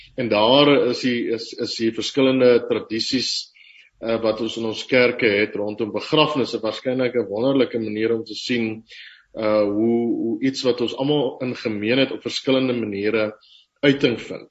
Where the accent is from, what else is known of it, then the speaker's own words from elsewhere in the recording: Upington, Northern Cape, South Africa; Ek is op Appington gebore